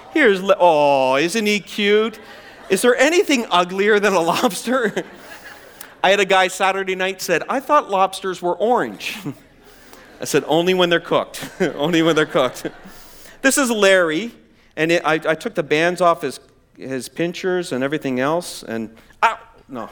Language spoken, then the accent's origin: English; East Coast of Canada, Atlantic Canada, Canada; moved away; I'm from the East Coast of Canada. I grew up in the ocean there